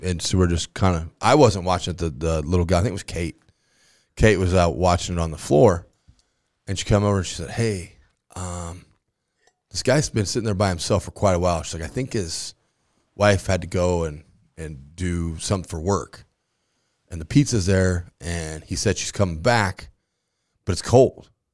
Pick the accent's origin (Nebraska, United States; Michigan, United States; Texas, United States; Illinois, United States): Nebraska, United States; Grand Island; I'm from Grand Island.